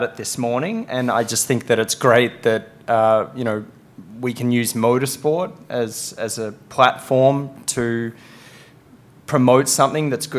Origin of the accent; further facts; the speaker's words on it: Australia; my home country